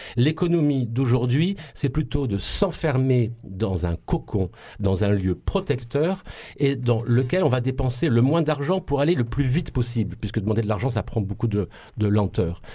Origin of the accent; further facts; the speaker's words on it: Marseille, Provence-Alpes-Côte d'Azur, France; accent: Marseille; on nous tapait tellement dessus à, cause de notre accent et de notre ville sale